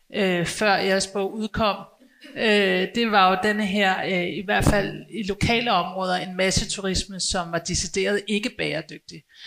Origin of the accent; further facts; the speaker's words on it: Copenhagen, Capital Region of Denmark, Denmark; som københavner